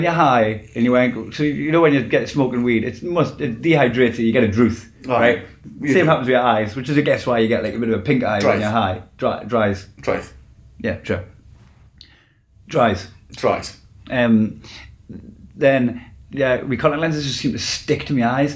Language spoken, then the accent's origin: English; England, United Kingdom; I'm English.